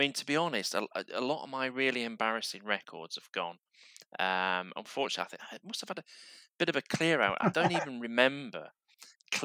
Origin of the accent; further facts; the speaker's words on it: Barnsley, Yorkshire and the Humber, United Kingdom; growing up in Barnsley